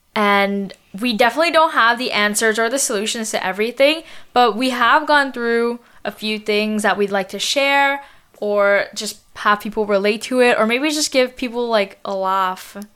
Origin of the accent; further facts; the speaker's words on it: Montreal, Quebec, Canada; We were born in Montreal, but we grew up in the suburbs